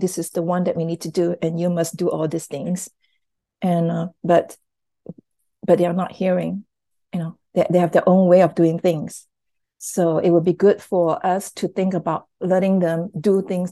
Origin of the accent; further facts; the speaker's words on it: Malaysia; so they live in Malaysia and I'm Malaysian